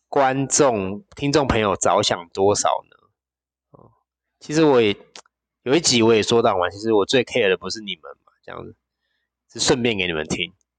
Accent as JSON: {"language": "Chinese", "region": "Penghu County", "country": "Taiwan", "tie": "born or raised there", "moved": "yes", "said": "我的老家澎湖"}